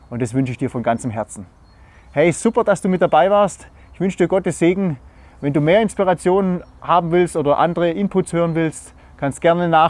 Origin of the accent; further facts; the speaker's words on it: Germany; Und wir als Deutsche, wir sagen natürlich, hey, wie kann man nur so bescheuert sein?